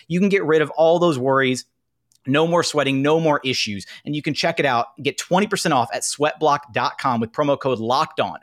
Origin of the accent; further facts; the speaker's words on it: Houston, Texas, United States; I'm from Houston.